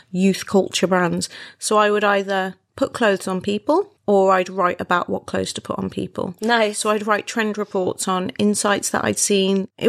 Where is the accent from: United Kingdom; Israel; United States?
United Kingdom; Wolverhampton, West Midlands; moved away; My hometown.